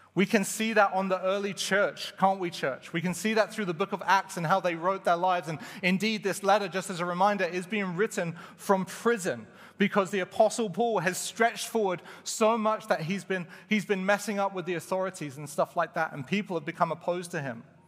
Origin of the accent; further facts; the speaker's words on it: England, United Kingdom; moved away as an adult; now in Canada; I was from England